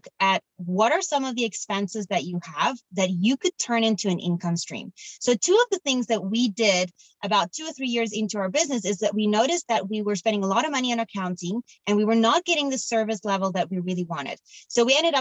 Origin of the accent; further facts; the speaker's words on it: Cape Town, Western Cape, South Africa; moved away; I'm from Cape Town in South Africa